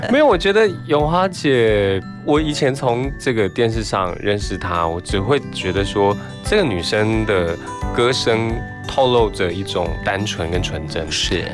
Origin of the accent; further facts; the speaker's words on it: Taiwan; 可是你看到台湾我们对待这些长辈的时候